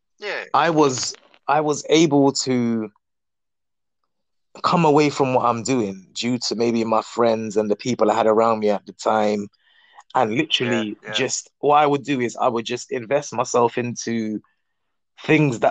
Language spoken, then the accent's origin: English; London, United Kingdom; I'm from Northwest London